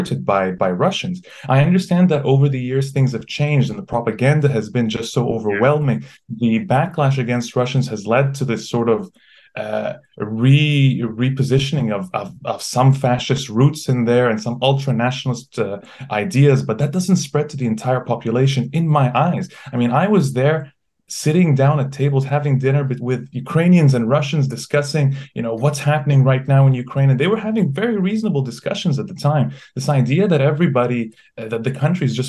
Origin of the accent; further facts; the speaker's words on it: Egypt; moved away; I grew up in Egypt